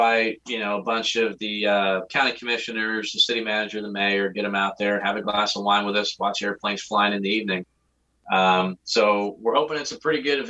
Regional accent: New Jersey, United States; moved away; my neck of the woods where I grew up in New Jersey

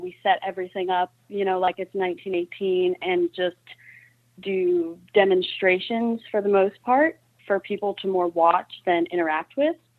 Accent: Fayetteville, West Virginia, United States; I was born and raised here in Fayetteville, West Virginia

